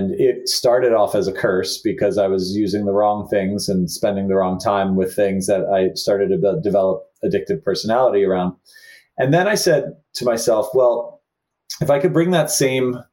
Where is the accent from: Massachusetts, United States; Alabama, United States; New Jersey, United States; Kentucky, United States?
New Jersey, United States; a young Catholic kid growing up in New Jersey